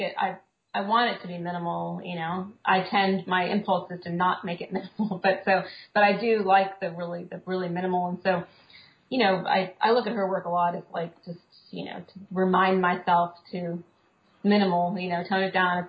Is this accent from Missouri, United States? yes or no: yes; Kansas City, Missouri, United States; now in Brooklyn, United States; I grew up in Kansas City